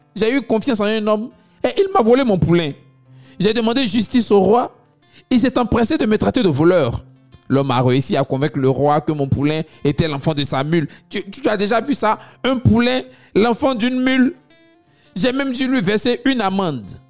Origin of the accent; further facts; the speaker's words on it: Abidjan, Côte d’Ivoire; chez nous à Abidjan